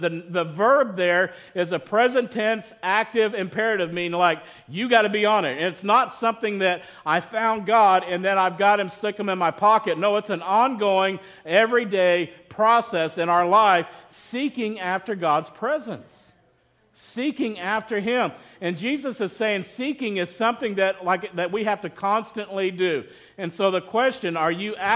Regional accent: West Texas, United States; I grew up in West Texas

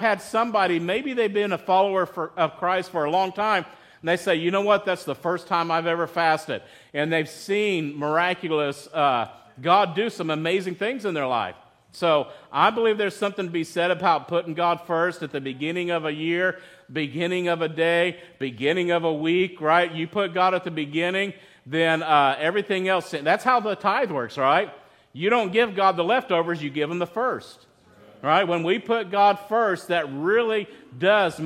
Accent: West Texas, United States; I grew up in West Texas

